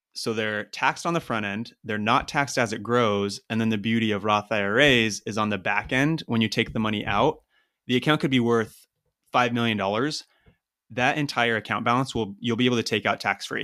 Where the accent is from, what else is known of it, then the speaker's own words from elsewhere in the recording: Eastern Washington, United States; moved away as an adult; also born or lived in Seattle, United States; I'm originally from Washington State, um, Eastern Washington